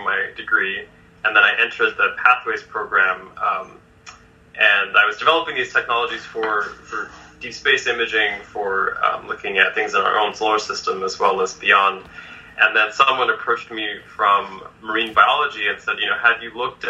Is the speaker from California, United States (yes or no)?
yes; Los Angeles, California, United States; growing up in Los Angeles